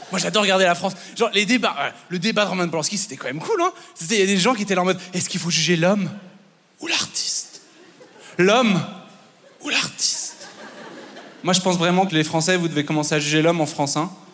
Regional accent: Belgium; je, suis belge, euh, mais mon père est français

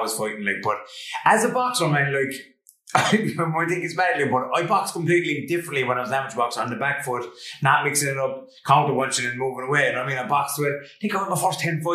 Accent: Limerick, Munster, Ireland; also born or lived in Geelong, Australia; growing up in Limerick

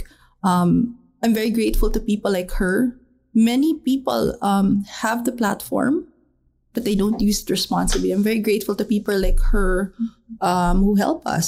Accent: Dumaguete, Negros Oriental, Philippines; my hometown of Dumaguete

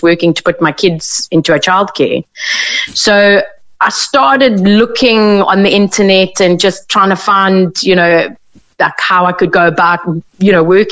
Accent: South Africa; moved away as an adult; now in Ireland; I come from South Africa, I've been here about 4 years

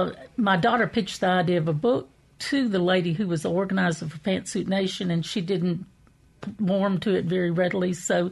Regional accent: Jackson, Mississippi, United States; also born or lived in England; I was born in Jackson, Mississippi

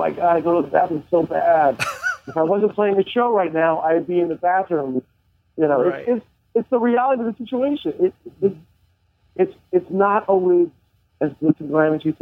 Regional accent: Long Island, New York, United States; also born or lived in Manhattan; I grew up on Long Island

